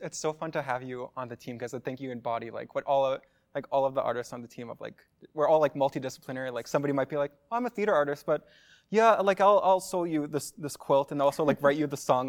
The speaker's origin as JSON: {"language": "English", "town": "Lockport", "region": "Manitoba", "country": "Canada", "tie": "born or raised there", "said": "growing up, I lived in what's now called Narrow Manitoba"}